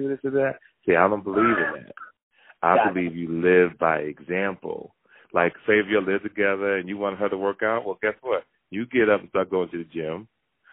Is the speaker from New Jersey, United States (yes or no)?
yes; Jersey City, New Jersey, United States; I grew up in Jersey City.